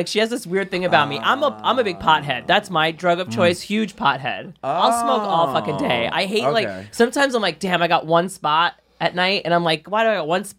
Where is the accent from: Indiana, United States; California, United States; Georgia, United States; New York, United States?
New York, United States; Brooklyn; Brooklyn, Bay Ridge.